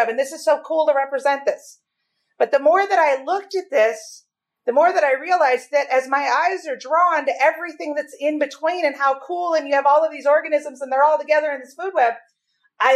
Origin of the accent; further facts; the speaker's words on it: Minnesota, United States; moved away as an adult; also born or lived in North Dakota; I was raised in Minnesota